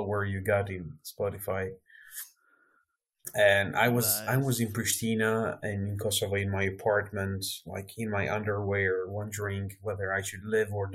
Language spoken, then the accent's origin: English; Albania; I was brought up by the sea. Like my hometown has the highest average of sunshine, like in Albania